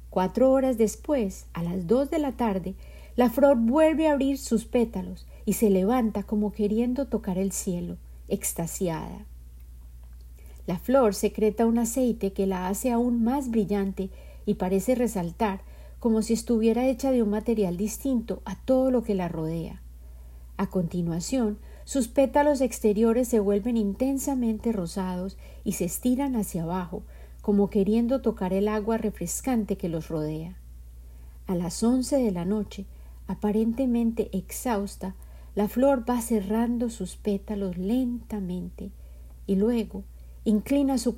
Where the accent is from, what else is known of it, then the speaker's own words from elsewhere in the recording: Colombia; born there; Yo nací en Colombia y en mi cultura los hombres a menudo estaban ausentes